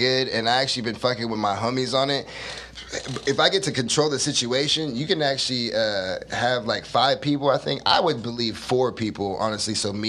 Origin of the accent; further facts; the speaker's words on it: Stockton, California, United States; also born or lived in Fontana; Yeah, I grew up in Stockton. I was born in Fontana, California.